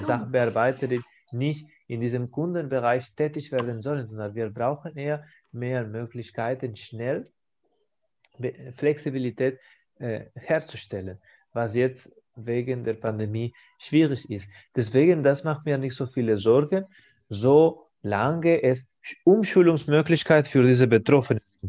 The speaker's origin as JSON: {"language": "German", "country": "Spain", "second_language": "German", "said": "in meiner Heimat, in Spanien"}